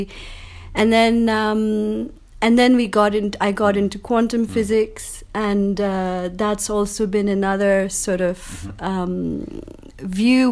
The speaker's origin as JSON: {"language": "English", "country": "Pakistan", "moved": "as an adult", "lives_now": "Montreal, Canada", "said": "I'm from Pakistan, and I've been in Montreal now in the last 20 years"}